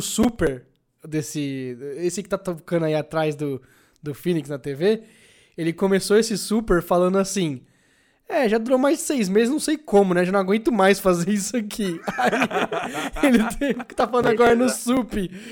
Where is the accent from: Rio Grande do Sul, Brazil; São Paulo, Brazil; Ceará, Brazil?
São Paulo, Brazil; Guarulhos; hoje em dia eu tô de volta em Guarulhos, minha cidade natal